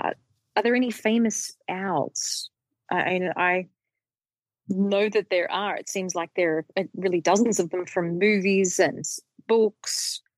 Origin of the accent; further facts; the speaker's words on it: Australia; When I was growing up in Australia, when I was five and having all of my 5-year-old immunizations